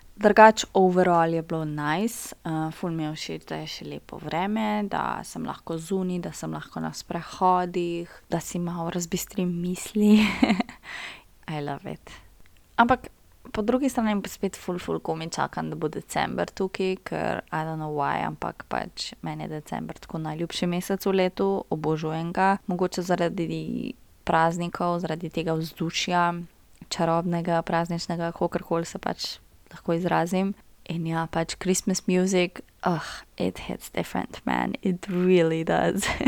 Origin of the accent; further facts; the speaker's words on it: Brežice, Lower Sava, Slovenia; moved away as an adult; now in Ljubljana, Slovenia; Prihajam iz Brežic, za vse tiste, ki ne veste, Brežice so Štajerska